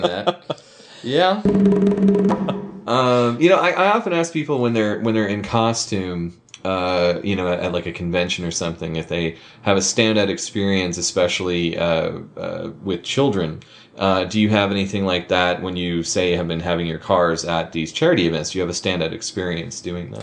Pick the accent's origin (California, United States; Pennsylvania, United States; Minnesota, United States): Minnesota, United States; moved away; I'm from Minnesota